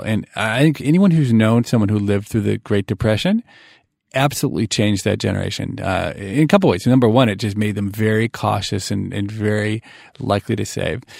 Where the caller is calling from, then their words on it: Boston, Massachusetts, United States; I'm calling from Boston